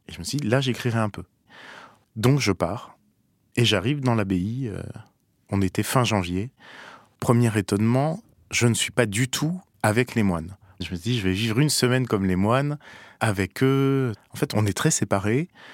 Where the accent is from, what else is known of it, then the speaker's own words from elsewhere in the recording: Paris, Île-de-France, France; je suis parisien